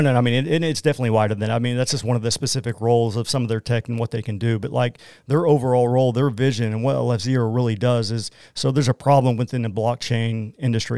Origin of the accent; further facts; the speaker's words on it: Oklahoma, United States; accent: Oklahoman; I'm from Oklahoma